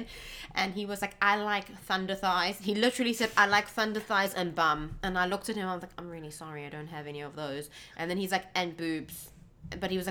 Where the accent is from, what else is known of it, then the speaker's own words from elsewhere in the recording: South Africa; I grew up in South Africa